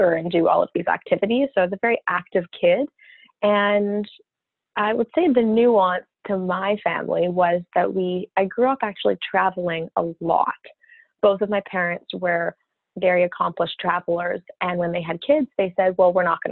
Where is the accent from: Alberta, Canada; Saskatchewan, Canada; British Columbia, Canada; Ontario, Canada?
Alberta, Canada; Calgary; also born or lived in New York City; I grew up in Calgary, Alberta, close to the mountains. And yeah, that was home base for me my whole life